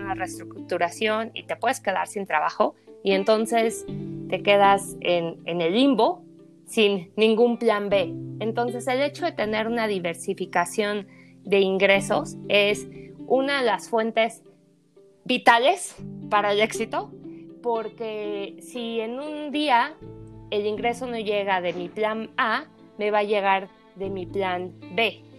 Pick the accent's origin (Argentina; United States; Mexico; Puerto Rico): Mexico; Mexico City; moved away as an adult; also born or lived in New Zealand; Soy originaria de la Ciudad de México